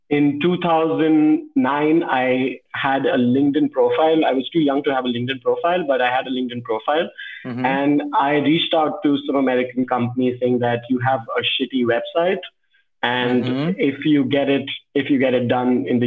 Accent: Delhi, India; also born or lived in Bhopal, Madhya Pradesh / Agra, Uttar Pradesh; in fifth or sixth standard, I moved to Delhi

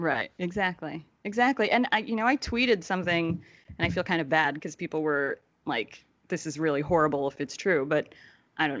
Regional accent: New Jersey, United States; I'm originally from Jersey

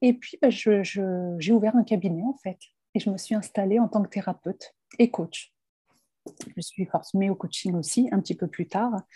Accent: France; je suis française

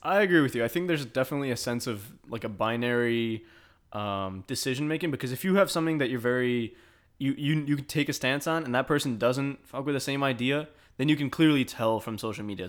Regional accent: Michigan, United States; now in Texas, United States; I'm from Michigan

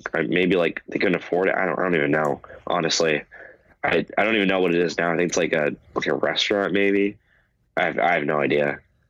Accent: Valencia, California, United States; And then growing up in Valencia, there was a it wasn't even a venue, it was just a park that they had punk shows

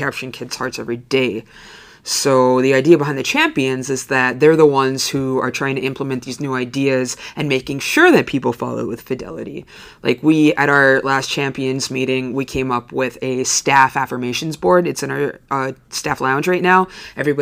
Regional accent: Lakeland, Upper Peninsula, Michigan, United States; I grew up in Lakeland, and so I have teacher friends all over the UP

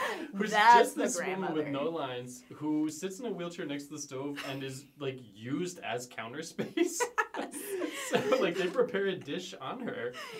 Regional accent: just outside of Philadelphia, Pennsylvania, United States; I grew up just outside of Philadelphia.

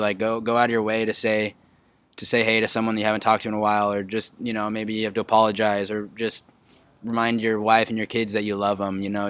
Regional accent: Huntington Beach, California, United States; I'm from Huntington Beach, grew up in Huntington Beach, went to Edison High School.

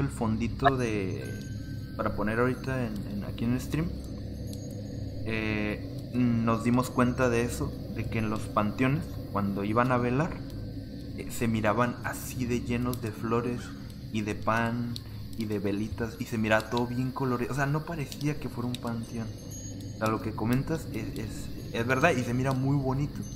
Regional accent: Rosarito, Baja California, Mexico; soy mexicano, o sea, llevo toda mi vida aquí

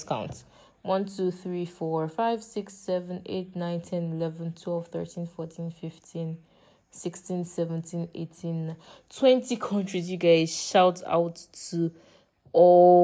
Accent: Nigeria; I am from Nigeria and I live in Nigeria

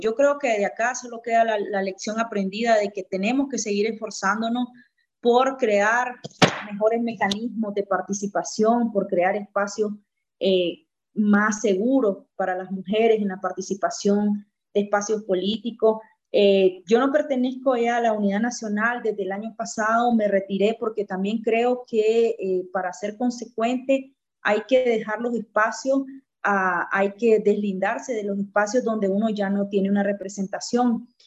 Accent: Nicaragua; moved away as an adult; no es porque me vine porque quería estar fuera de Nicaragua, al contrario, quisiera regresar lo más pronto posible

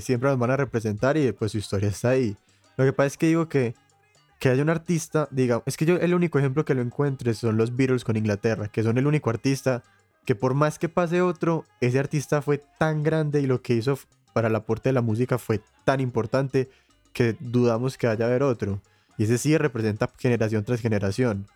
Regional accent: Colombia; Como colombiano

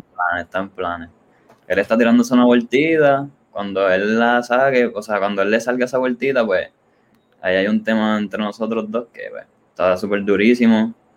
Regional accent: Ponce, Puerto Rico; yo soy de Ponce y a nosotros, pues, nos llaman la Perla del Sur.

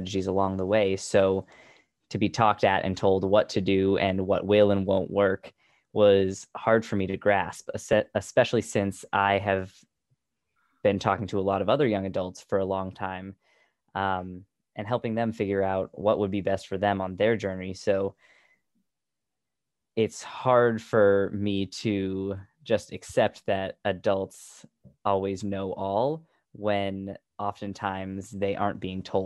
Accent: New Hampshire, United States; So Heather and I, as far as I know, were both born and raised in the New Hampshire area.

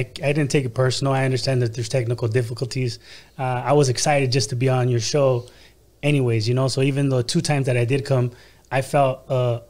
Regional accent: Los Angeles, California, United States; I grew up in the Boyle Heights area of Los Angeles.

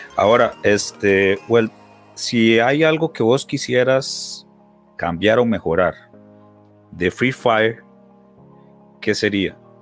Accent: Heredia, Costa Rica; yo toda la vida pues viví en, Heredia

